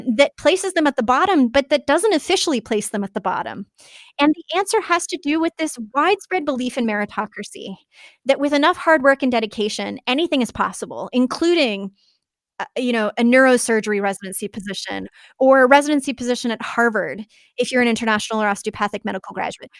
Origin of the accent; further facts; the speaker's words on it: Canada; now in United States; both being Canadian